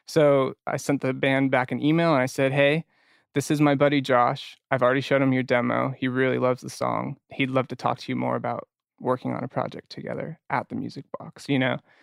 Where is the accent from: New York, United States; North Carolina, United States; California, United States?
California, United States; Orange County; I grew up in Orange County.